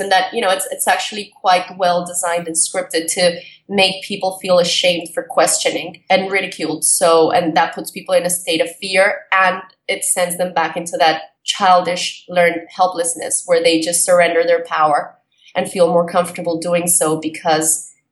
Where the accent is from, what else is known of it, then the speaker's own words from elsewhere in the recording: Colombia; moved away; I was brought up in Colombia during the drug war times